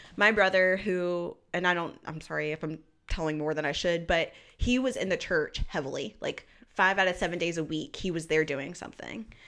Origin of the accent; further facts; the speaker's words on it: Burlington, North Carolina, United States; also born or lived in Greensboro, North Carolina; now in Raleigh, United States; I was raised in Burlington, North Carolina, which is a more rural city